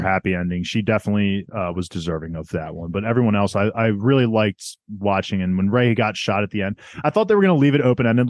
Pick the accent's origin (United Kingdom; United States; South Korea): South Korea; I'm from South Korean.